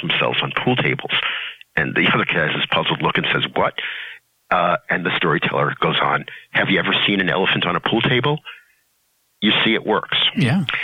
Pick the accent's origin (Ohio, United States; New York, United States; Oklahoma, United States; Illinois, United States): New York, United States; New York City; I grew up in Brooklyn